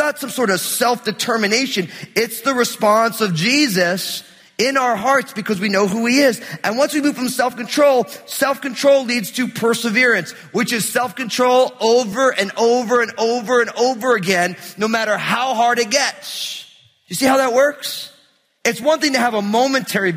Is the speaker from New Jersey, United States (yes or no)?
yes; New Jersey, United States; also born or lived in Portland metro area; now in Portland, United States; we're here in the Portland metro area, but I grew up in New Jersey